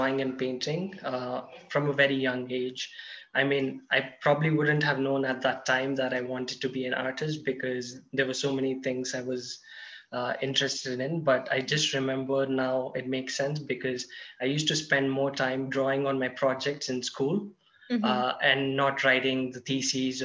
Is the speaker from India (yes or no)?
yes; Hyderabad, Telangana, India; I was working in Hyderabad, in my hometown